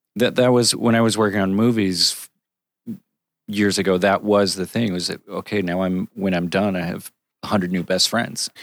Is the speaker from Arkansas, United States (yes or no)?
no; Connecticut, United States; I grew up in Connecticut